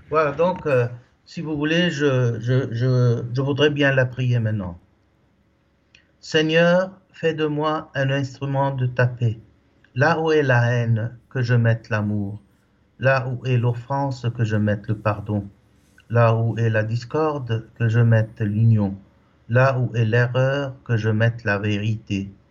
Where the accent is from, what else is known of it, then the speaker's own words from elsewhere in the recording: Lebanon; now in Italy; je suis libanais. je vis en Italie depuis 35 ans. je suis marié avec deux petites filles de 12 et 14 ans. Et là, j'ai vécu au Liban au début jusqu'à ma jeunesse.